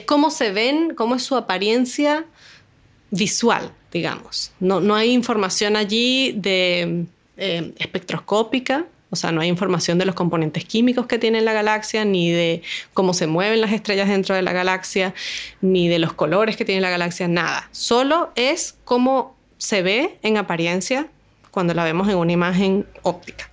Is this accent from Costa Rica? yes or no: no; Caracas, Capital District, Venezuela; moved away as an adult; now in Valparaíso, Chile; yo soy de Venezuela, nací en Caracas y estudié física